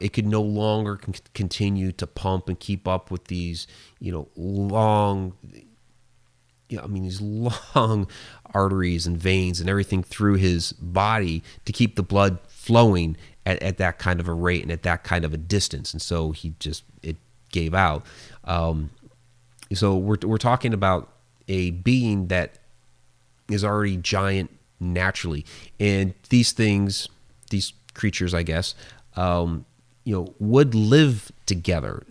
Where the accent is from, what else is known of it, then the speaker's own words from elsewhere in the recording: Ohio, United States; I'm a native of Ohio